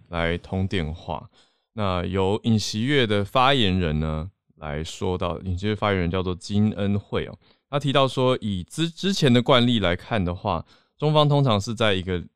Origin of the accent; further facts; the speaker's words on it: Taipei, Taiwan; 其他不是台北市念国中的朋友